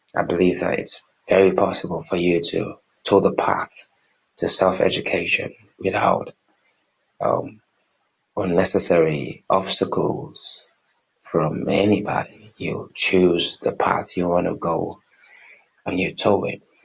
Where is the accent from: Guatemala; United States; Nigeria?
Nigeria; I'm from Nigeria